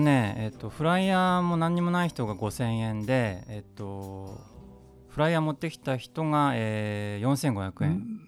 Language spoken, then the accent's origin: Japanese; Yokohama, Kanagawa, Japan; also born or lived in London, United Kingdom; あの育ったの鶴見なんですよ。